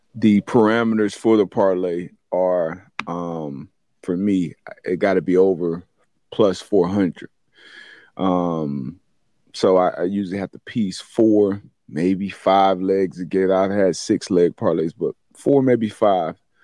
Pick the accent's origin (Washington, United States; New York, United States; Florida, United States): Florida, United States; South; been a South Florida long, long, long, long thirty plus year time, uh, resident